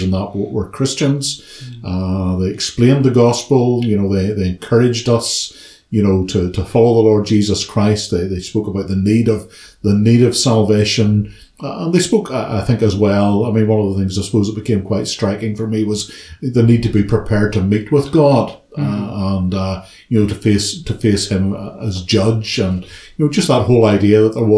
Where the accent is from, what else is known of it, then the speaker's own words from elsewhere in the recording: Ballymena, Northern Ireland, United Kingdom; moved away as an adult; now in Belfast, United Kingdom; I was born and brought up in Ballymena